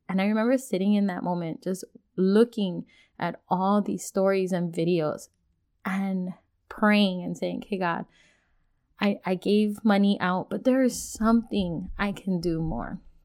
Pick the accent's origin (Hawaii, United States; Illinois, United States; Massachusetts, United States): Hawaii, United States; now in Washington, United States; Being born and raised in Hawaii